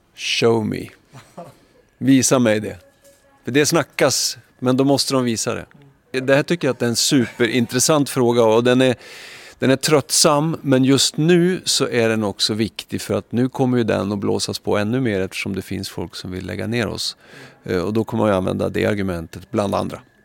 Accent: Skellefteå, Västerbotten County, Sweden; also born or lived in Umeå; now in Stockholm, Sweden; jag kommer från Skellefteå

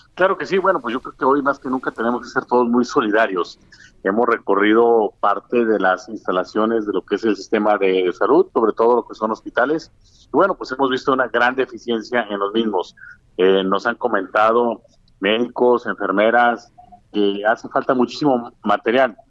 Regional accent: Mexico; como mexicanos

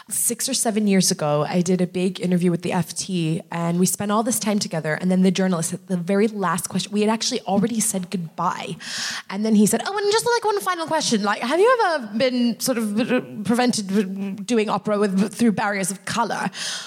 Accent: United States; I'm American.

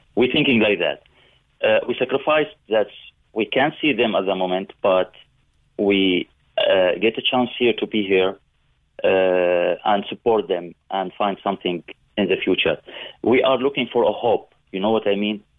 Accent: Syria; English is a second language; moved away as an adult; now in Cork, Ireland; originally we are from Syria

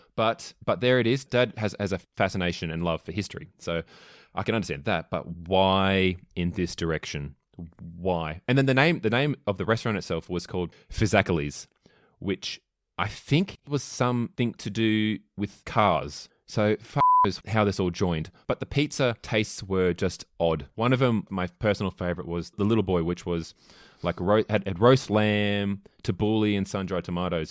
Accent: Melbourne, Victoria, Australia; I'm from Melbourne

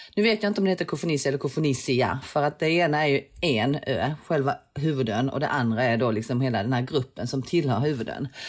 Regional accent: Sweden; also born or lived in London; jag som är svensk

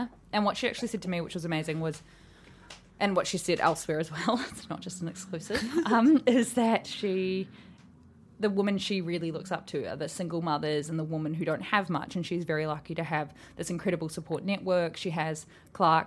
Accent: New Zealand; I'm from New Zealand

